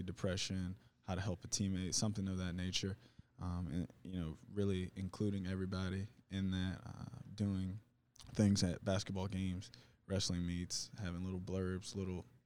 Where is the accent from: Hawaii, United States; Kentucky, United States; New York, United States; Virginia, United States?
Virginia, United States; moved away; I'm from Virginia